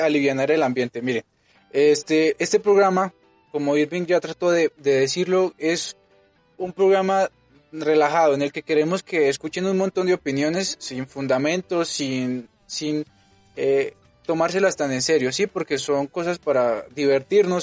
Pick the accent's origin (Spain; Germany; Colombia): Colombia; now in Mexico; Yo sí soy colombiano.